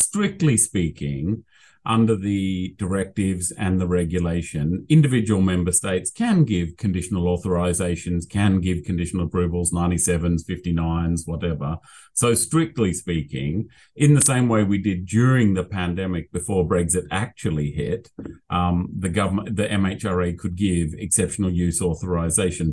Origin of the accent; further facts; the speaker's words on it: Australia; accent: Australian; now in United Kingdom; my Australian accent